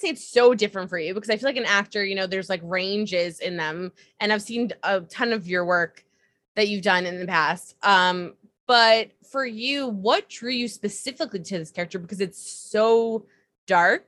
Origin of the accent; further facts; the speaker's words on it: New York, United States; I'm a New Yorker. I live in New York.